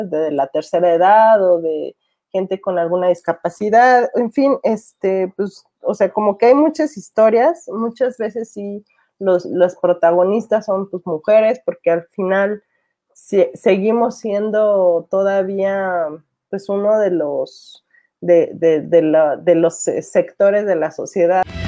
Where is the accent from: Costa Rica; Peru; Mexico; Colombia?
Mexico; la cultura que tenemos como mexicanos